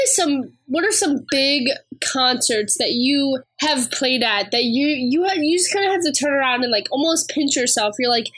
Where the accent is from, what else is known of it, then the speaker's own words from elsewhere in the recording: Ohio, United States; now in Tennessee, United States; And I'm from Ohio, so I understand the whole northerner versus southerner thing. I live here in Tennessee, but again, from Ohio.